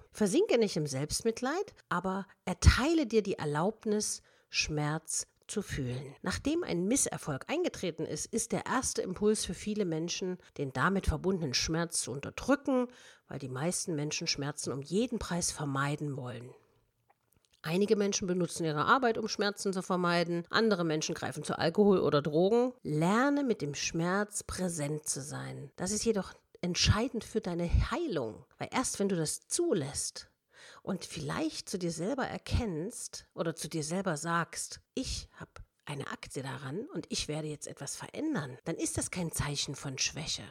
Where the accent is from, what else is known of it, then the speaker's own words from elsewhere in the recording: Germany; wir sind Deutsche